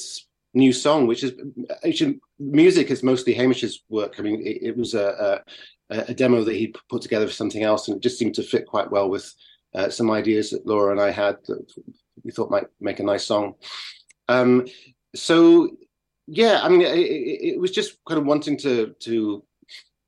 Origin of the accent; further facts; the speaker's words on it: Carlisle, North West England, United Kingdom; when I was growing up in Carlisle in the north of England